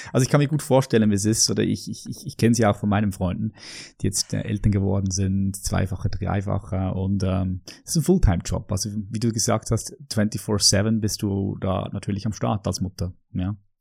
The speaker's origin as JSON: {"language": "German", "country": "Switzerland", "tie": "born or raised there", "said": "ich bin hier in der Schweiz aufgewachsen"}